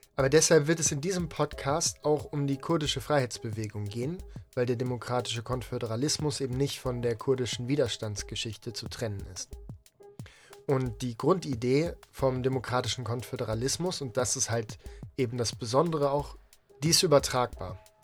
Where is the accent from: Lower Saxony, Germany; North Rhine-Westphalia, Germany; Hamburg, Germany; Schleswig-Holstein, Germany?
Lower Saxony, Germany; East Frisia; ich bin in Ostfriesland aufgewachsen am Meer